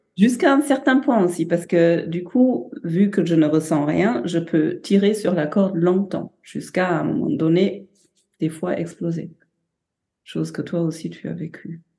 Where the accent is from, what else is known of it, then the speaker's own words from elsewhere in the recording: Germany; now in France; je suis allemande avec une mère japonaise